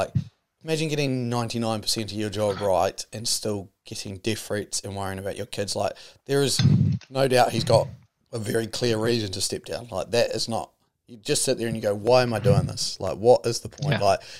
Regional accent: New Zealand; especially as a New Zealander.

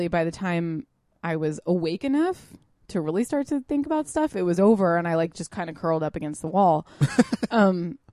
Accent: California, United States; I'm from California

